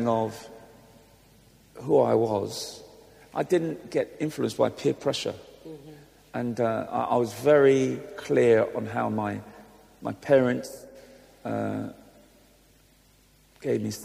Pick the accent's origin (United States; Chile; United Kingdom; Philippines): United Kingdom; London; also born or lived in Islington; I'm a long-suffering Gooner, because I grew up in Highbury